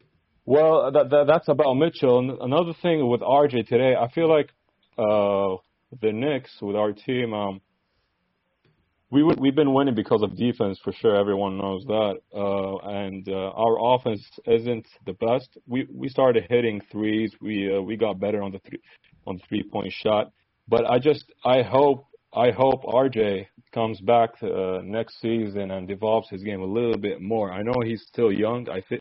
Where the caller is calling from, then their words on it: Saudi Arabia; Saudi Arabia.